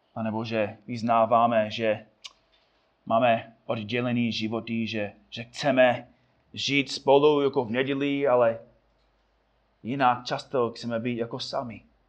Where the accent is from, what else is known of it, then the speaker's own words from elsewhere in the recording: United States; Czech is a second language; moved away; Já jako Američan